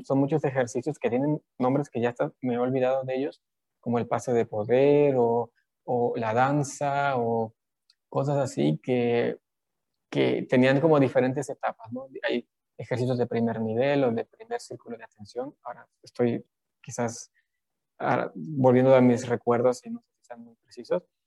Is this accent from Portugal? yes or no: no; Mexico; la mayoría de los mexicanos somos católicos